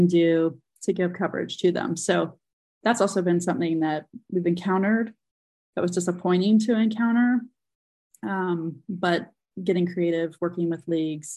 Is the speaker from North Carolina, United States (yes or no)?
yes; North Carolina, United States; I grew up a Carolina Tar Heel fan in North Carolina